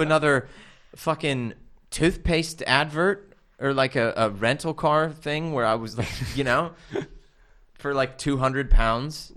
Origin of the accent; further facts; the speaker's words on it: California, United States; moved away as an adult; now in United Kingdom; growing up in California